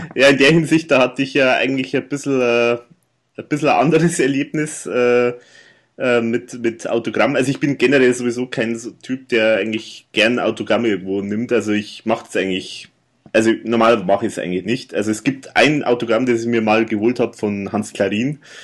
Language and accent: German; Erding, Bavaria, Germany; bei mir in meiner Heimatstadt waren, also hier in Erding